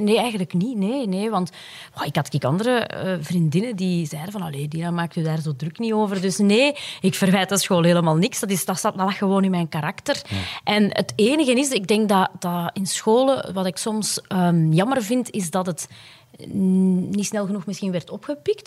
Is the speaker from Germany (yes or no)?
no; Puurs, Flanders, Belgium; mijn roots liggen ook echt in Puurs